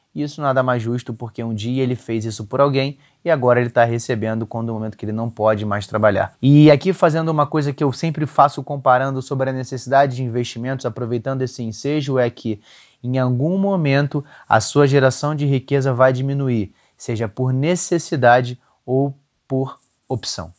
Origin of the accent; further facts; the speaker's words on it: Rio de Janeiro, Brazil; eu sou carioca